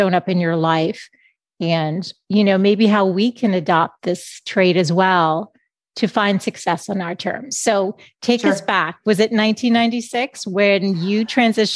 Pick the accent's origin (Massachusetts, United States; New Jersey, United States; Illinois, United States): Massachusetts, United States; Boston; I'm from Boston